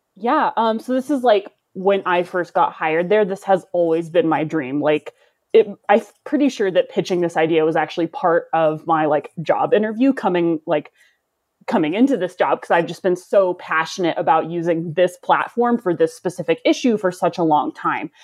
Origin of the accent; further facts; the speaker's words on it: the South, United States; now in Colorado, United States; I'm from the South, and so that's part of my history